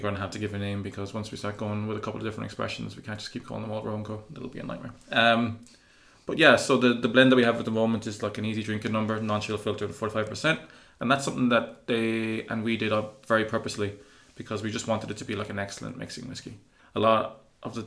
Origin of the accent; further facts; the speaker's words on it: Cork, Munster, Ireland; moved away; I'm from Cork, kind